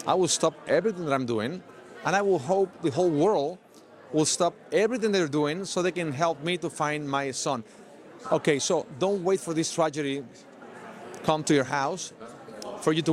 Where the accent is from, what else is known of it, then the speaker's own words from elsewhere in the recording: Mexico; I'm from Mexico